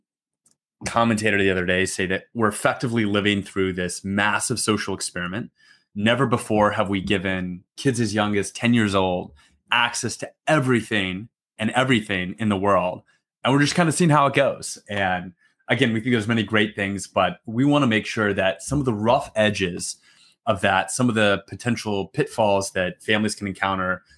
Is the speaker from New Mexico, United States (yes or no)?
yes; New Mexico, United States; moved away as an adult; also born or lived in Massachusetts / Washington, D.C. / Philadelphia; now in Austin, United States; I'm originally from New Mexico